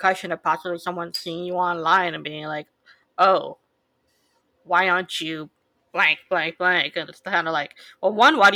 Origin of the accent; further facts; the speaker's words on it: United States; I'm Asian American